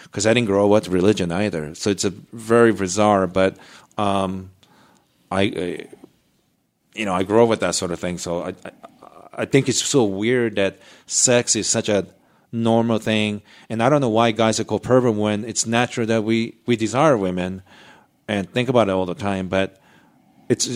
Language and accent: English; Japan; moved away; my neighborhood when I was growing up in Japan